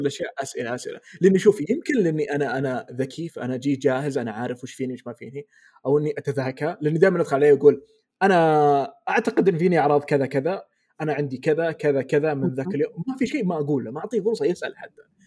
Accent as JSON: {"language": "Arabic", "region": "Eastern Province", "country": "Saudi Arabia", "said": "انا من الشرقيه"}